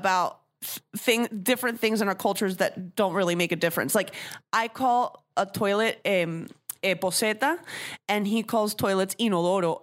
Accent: Venezuela; now in United States; I'm a redheaded Jew from Venezuela. Like, no one believes I'm from Venezuela

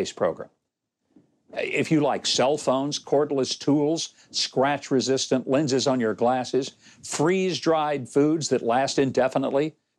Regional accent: Arkansas, United States; moved away; Joining me from my home state of Arkansas

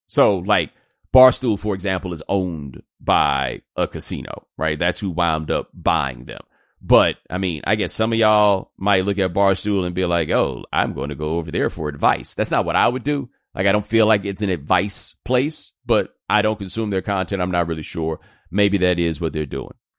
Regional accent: Houston, Texas, United States; I grew up in Houston

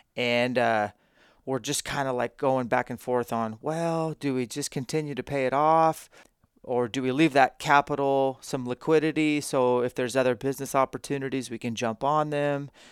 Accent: Spokane, Washington, United States; do one in my hometown again

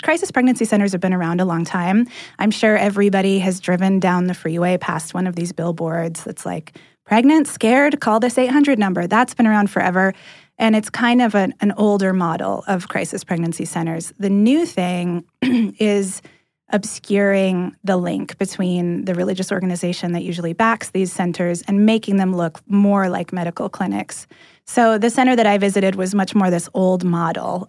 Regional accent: California, United States; moved away as an adult; now in Atlanta, United States

